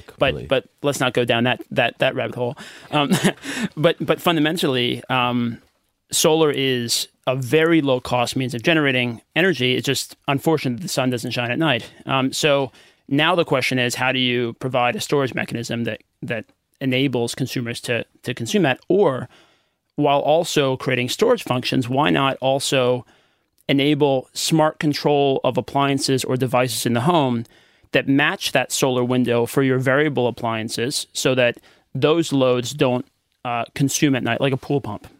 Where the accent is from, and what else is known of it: United States; accent: American; moved away as an adult; also born or lived in Philippines; now in Australia